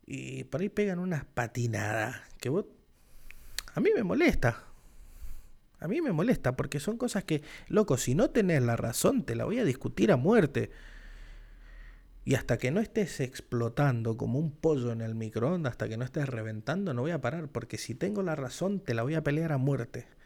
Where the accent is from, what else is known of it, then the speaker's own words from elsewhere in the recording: Argentina; yo soy argentino. Y patriota, más patriota que yo, no sé.